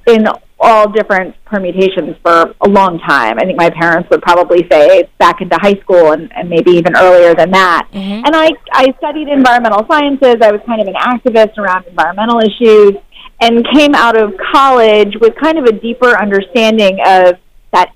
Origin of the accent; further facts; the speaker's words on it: Cincinnati, Ohio, United States; moved away as an adult; I grew up in Cincinnati, Ohio. I'm from the Midwest.